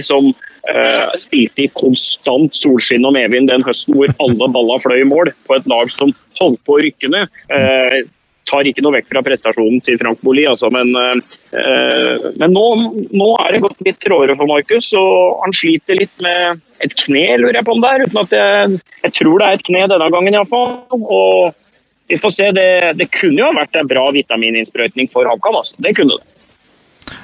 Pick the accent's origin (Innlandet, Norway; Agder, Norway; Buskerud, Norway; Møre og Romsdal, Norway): Innlandet, Norway; Hamar; Jeg er jo fra Hamar